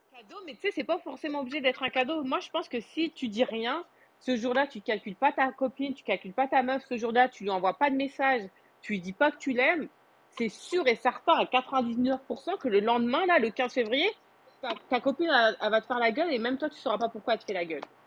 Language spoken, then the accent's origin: French; France; also born or lived in Quebec, Canada; now in Canada; j'ai grandi en France.